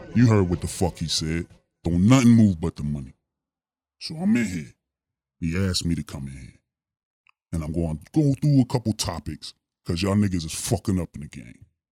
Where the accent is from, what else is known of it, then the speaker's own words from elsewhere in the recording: Pittsburgh, Pennsylvania, United States; The Steel City Pittsburgh, Pennsylvania. That's where I'm from